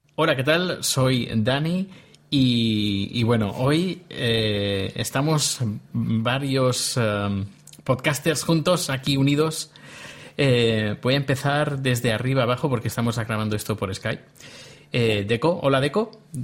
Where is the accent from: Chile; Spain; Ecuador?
Spain; now in Sweden; hasta hace poco era solo español, pero ahora soy español y sueco